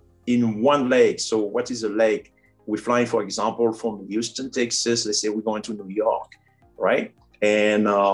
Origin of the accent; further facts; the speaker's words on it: Cameroon; English is a second language; also born or lived in France / Florida, United States; now in United States; I grew up in a small rural area in Cameroon